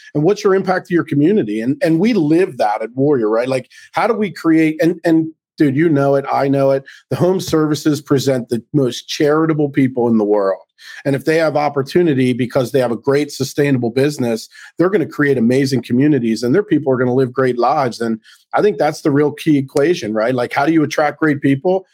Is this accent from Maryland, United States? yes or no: yes; Baltimore, Maryland, United States; also born or lived in Central New Jersey; now in New Jersey, United States; I'm born and raised in Baltimore, moved up here to New Jersey